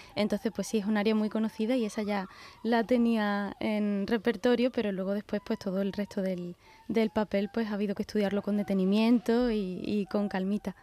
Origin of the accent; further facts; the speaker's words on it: Seville, Andalusia, Spain; Sevilla, que es mi tierra